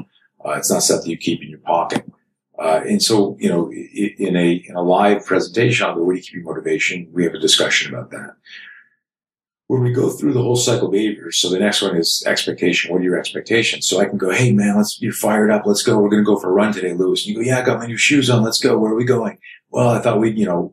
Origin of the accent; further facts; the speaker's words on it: Canada; I grew up in Canada